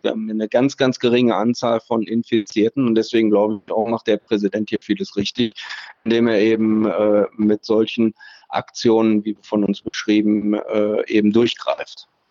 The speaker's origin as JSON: {"language": "German", "country": "Germany", "said": "Wir sind weit und breit als Deutsche die einzigen, die hier informiert werden"}